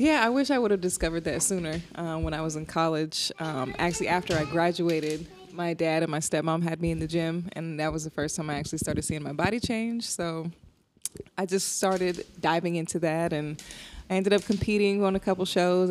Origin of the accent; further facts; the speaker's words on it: New Jersey, United States; now in Arizona, United States; I am originally from Jersey, and I live in Arizona.